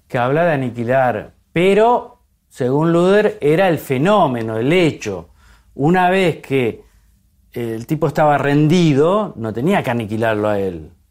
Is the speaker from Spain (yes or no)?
no; Argentina; como muchos argentinos